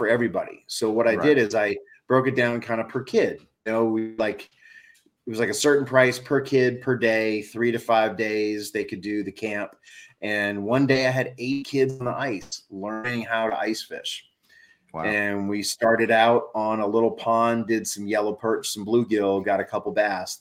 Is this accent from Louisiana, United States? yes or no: yes; New Orleans, Louisiana, United States; now in Northeast, United States; I grew up that way in New Orleans